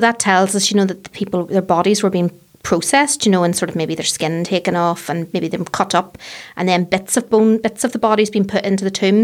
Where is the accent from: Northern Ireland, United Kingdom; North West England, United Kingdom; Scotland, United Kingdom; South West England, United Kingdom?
Northern Ireland, United Kingdom; Fermanagh; moved away as an adult; now in Belfast, United Kingdom; I grew up in Fermanagh, so I, the, the countryside was my playground